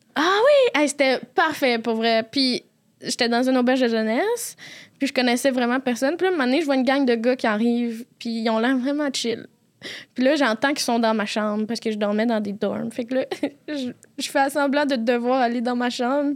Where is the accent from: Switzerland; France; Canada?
Canada; Quebec City, Quebec; accent: Quebec City accent; je viens de Québec, je l'ai dit avec l'accent de Québec